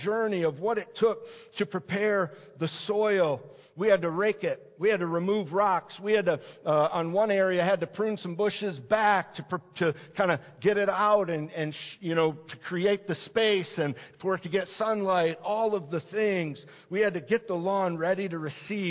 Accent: Detroit, Michigan, United States; I grew up in the Detroit area and Metro Detroit area

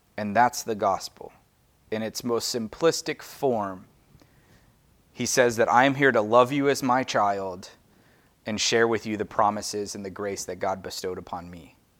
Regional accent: United States; I'm American

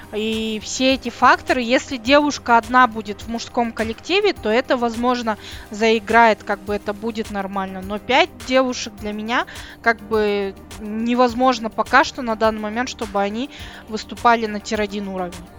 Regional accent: Kazakhstan; я из Казахстана

